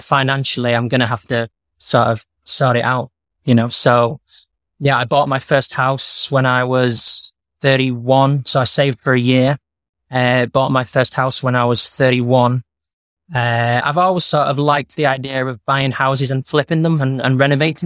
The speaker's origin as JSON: {"language": "English", "town": "Warrington", "region": "North West England", "country": "United Kingdom", "tie": "born or raised there", "also_born_or_lived": "New Zealand", "moved": "as an adult", "lives_now": "Marbella, Spain", "said": "I come from Warrington originally. A little town between Manchester and Liverpool"}